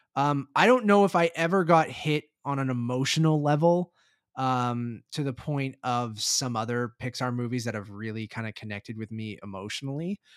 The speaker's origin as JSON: {"language": "English", "town": "Toronto", "region": "Ontario", "country": "Canada", "said": "we're from Toronto"}